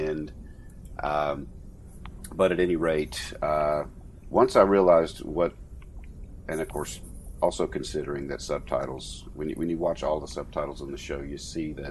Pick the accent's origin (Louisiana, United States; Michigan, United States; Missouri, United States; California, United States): Louisiana, United States; born and raised in Louisiana